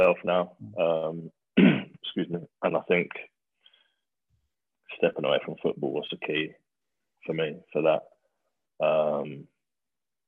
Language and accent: English; Bedford, East of England, United Kingdom; I grew up in Bedford, just not far from Milton Keynes